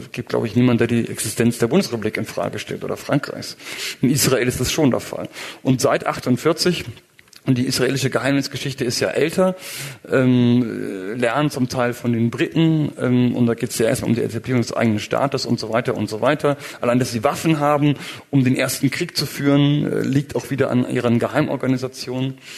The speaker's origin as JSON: {"language": "German", "country": "Germany", "said": "also ich bin Deutscher bekanntermaßen, also in Deutschland war es ein großes Ding."}